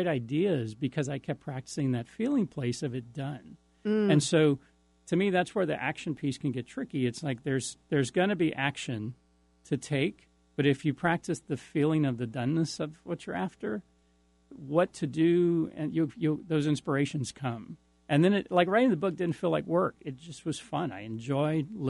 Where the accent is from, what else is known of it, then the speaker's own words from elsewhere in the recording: New Iberia, Louisiana, United States; now in Lafayette, United States; in my hometown of New Iberia, Louisiana.